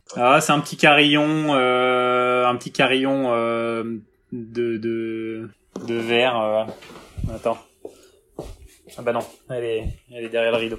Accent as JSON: {"language": "French", "town": "Rennes", "region": "Brittany", "country": "France", "tie": "born or raised there", "also_born_or_lived": "Quimper", "said": "je suis rennais, euh, déjà. Enfin, je suis né à Quimper, mais euh, j'ai grandi à Rennes"}